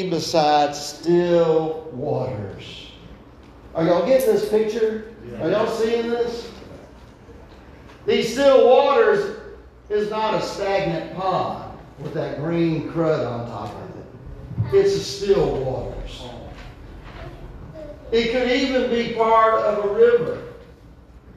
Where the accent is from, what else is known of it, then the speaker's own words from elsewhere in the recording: Tybee Island, Georgia, United States; I was raised on Tybee Island, and so the school that I went to was Tybee Elementary School right down there